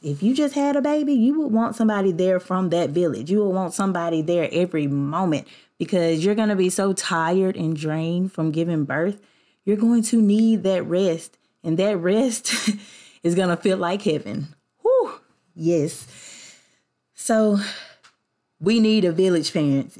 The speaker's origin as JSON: {"language": "English", "region": "the South", "country": "United States", "tie": "born or raised there", "said": "I grew up in the South, where I'm from."}